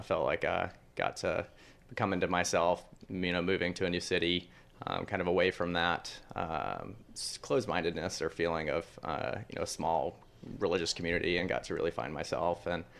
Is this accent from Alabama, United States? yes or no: yes; Mobile, Alabama, United States; moved away as an adult; I am from Mobile, Alabama, and I so grew up in a very Catholic home. Very conservative Republican home. And basically I didn't come out until I left Mobile and went to college.